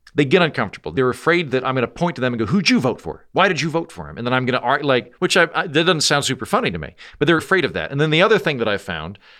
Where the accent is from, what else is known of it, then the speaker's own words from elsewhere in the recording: Oklahoma, United States; moved away; also born or lived in Washington, D.C.; I'm from Oklahoma, which means that I am ethnically Republican